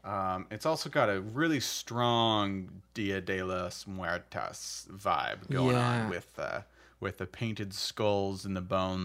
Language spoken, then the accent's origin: English; United States; because I'm super American.